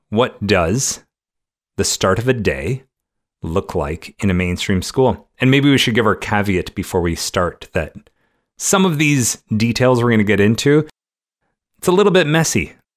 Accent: Canada; growing up in Canada

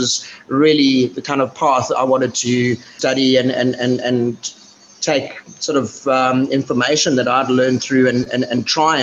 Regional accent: Johannesburg, Gauteng, South Africa; moved away as an adult; I grew up in Johannesburg, but sort of lived all over South Africa.

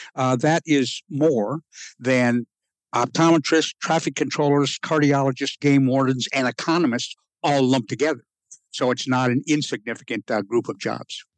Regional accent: Rapid City, South Dakota, United States; moved away; I spent the first half of my life in Rapid City, South

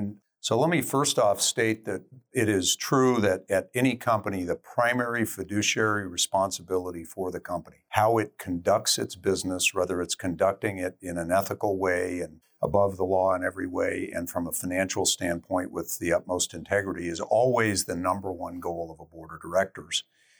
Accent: Denver, Colorado, United States; Denver, Colorado.

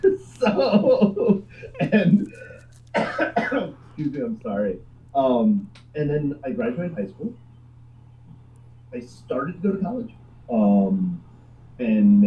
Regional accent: South Florida, United States; I grew up in South Florida from a poor family.

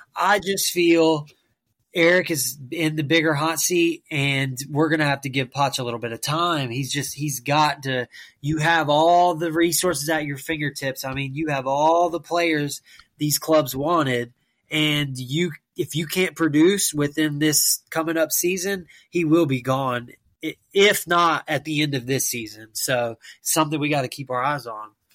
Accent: United States; myself being an American

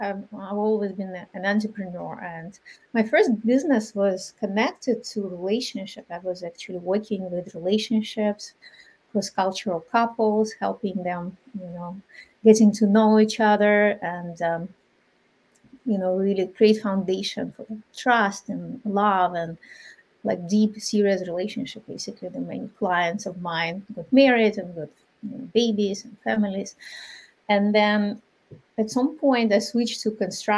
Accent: Ukraine; moved away; I'm from Ukraine originally, my culture is very different

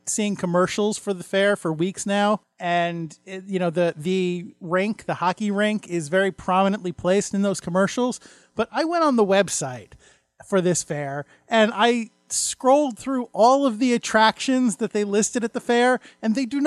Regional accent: New York area, United States; growing up in the New York area

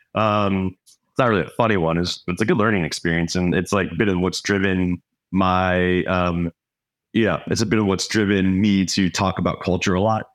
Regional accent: Florida, United States; now in Minnesota, United States; I'm not from here. I grew up in Florida.

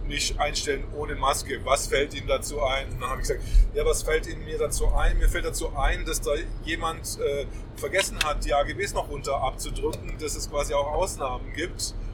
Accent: Swabia, Germany; Als Schwabe würde ich sagen

